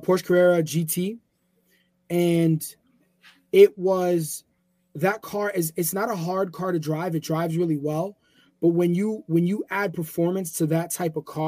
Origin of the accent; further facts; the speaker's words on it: New York, United States; moved away as an adult; now in Pennsylvania, United States; I'm from New York.